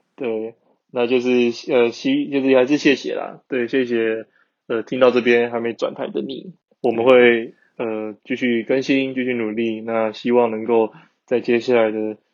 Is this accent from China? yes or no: no; Taiwan; moved away as an adult; now in Germany; 很常就是德国台湾两边跑，因为我就是会想家的人